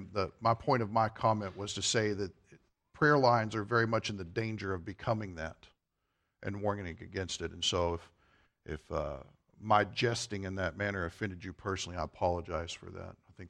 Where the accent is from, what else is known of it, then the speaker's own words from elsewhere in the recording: Kentucky, United States; moved away; I'm originally from Kentucky.